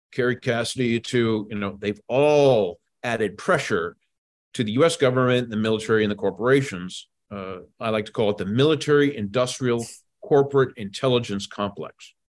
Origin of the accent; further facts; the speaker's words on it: Washington, District of Columbia, United States; I grew up in Washington, D C. I was born and raised here.